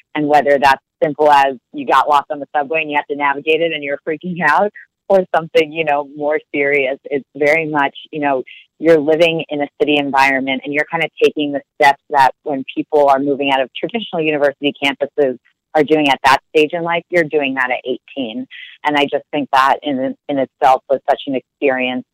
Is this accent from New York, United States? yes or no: yes; New York City, New York, United States; moved away as an adult; also born or lived in Philadelphia / Minneapolis; now in Washington, D.C., United States; I was born and raised in Brooklyn, grew up there